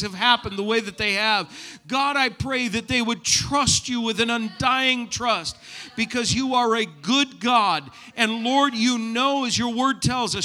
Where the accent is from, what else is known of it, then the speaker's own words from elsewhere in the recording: New England, United States; moved away; I'm from New England